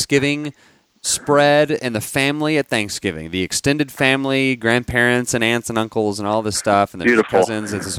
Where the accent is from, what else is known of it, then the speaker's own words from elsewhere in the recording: Dallas, Texas, United States; we're from Dallas